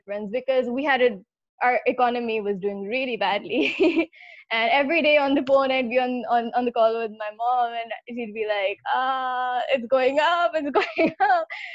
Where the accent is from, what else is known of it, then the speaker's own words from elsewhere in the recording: Pakistan; moved away; I'm from Pakistan